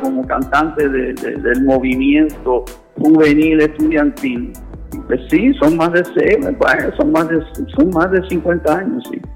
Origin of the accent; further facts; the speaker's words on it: Puerto Rico; yo soy producto de Puerto Rico